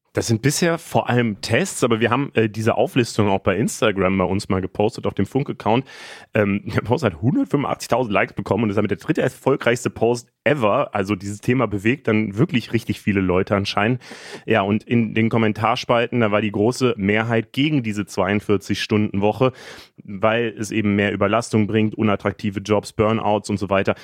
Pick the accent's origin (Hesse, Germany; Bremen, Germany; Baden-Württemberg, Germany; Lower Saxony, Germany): Hesse, Germany; Frankfurt am Main; ich bin in Frankfurt geboren und aufgewachsen